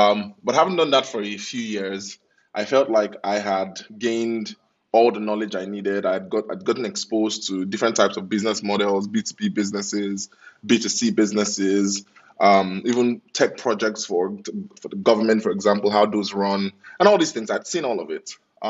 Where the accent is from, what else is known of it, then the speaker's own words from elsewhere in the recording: Lagos, Nigeria; also born or lived in United Kingdom; My parents required that I moved back to Lagos to do that.